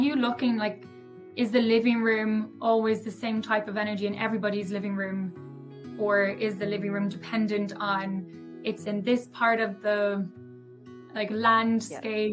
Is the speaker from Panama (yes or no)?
no; Ireland; accent: Irish; my Irish accent.